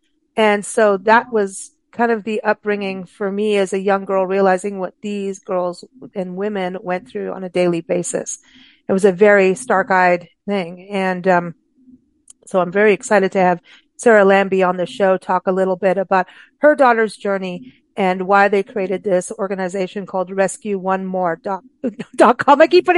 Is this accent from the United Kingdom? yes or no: no; Kenya; especially in Uganda, which was just around the corner from where I grew up in Kenya.